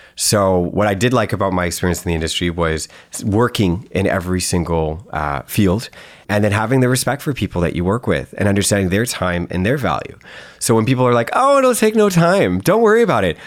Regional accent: Canada; being Canadian

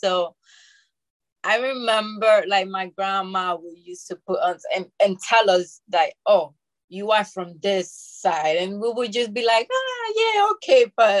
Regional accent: Bronx, New York, United States; also born or lived in Dominican Republic; Yes, I was born in the Dominican Republic, and then I came to the Bronx when I was 11 years old. And I grew up in there with my parents.

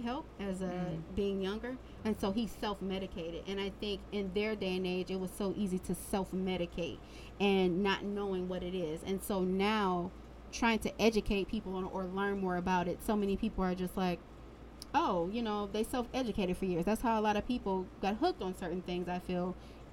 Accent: Detroit, Michigan, United States; also born or lived in Florida; I'm from Detroit.

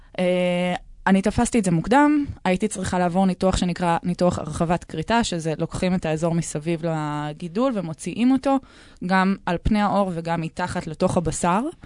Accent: Tel Aviv, Tel Aviv District, Israel; אני בת 32, אני מתל אביב

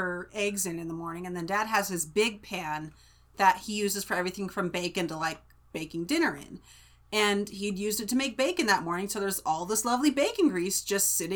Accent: California, United States; I grew up in California

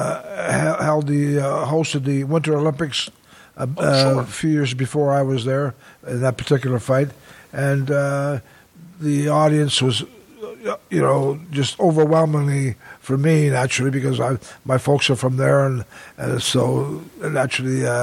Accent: Toronto, Ontario, Canada; I was from Toronto

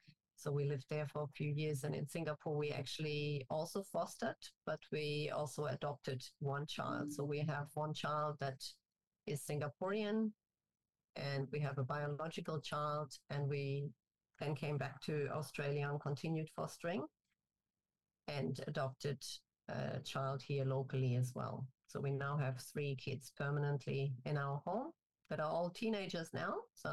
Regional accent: Germany; English is a second language; also born or lived in Turkey / North Carolina, United States; I'm originally from Germany, and I did my schooling in Germany, in Turkey, and I finished it off in the U.S. in North Carolina.

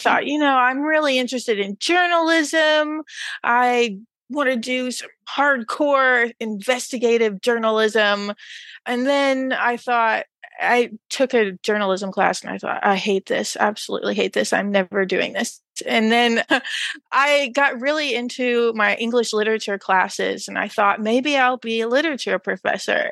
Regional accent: rural Texas, United States; moved away; rural Texas, no less

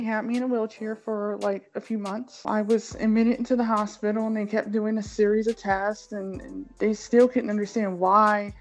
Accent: Cleveland, Ohio, United States; I was born in Cleveland, Ohio, 42 years ago

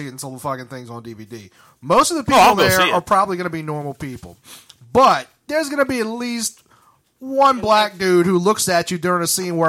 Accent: New Orleans, Louisiana, United States; I'm from New Orleans, motherfucker. I ain't from... Nigga, I ain't from no farmhouse, nigga.

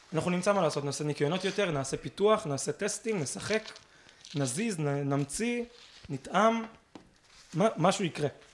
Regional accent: Israel; אנחנו כישראלים טובים

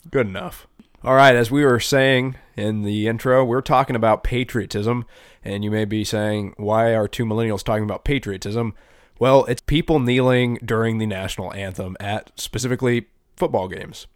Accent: United States; I'm very blessed as an American

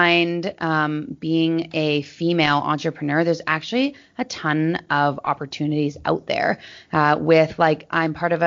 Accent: Maple Ridge, British Columbia, Canada; also born or lived in Los Angeles; I grew up in Maple Ridge, so a smaller town outside of Vancouver

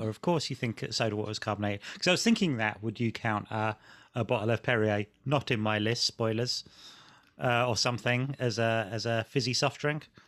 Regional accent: Cumbria, North West England, United Kingdom; a chip shop in Cumbria, where I'm from

